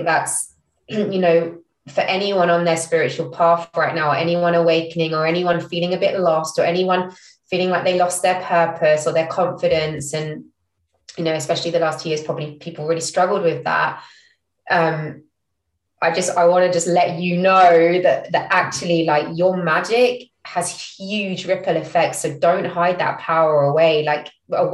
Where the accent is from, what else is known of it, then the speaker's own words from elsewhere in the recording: London, United Kingdom; moved away as an adult; also born or lived in Singapore / Israel; now in Norwich, United Kingdom; I didn't grow up in Norfolk. I grew up in London.